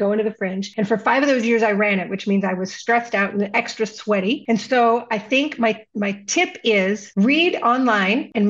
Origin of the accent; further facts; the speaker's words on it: Southern California, United States; now in Minnesota, United States; I'm originally from Southern California, and I'm originally from a neighborhood in Southern California with a large number of Southeast Asian, mostly Vietnamese people. And I grew up around the Vietnamese culture quite a bit in California.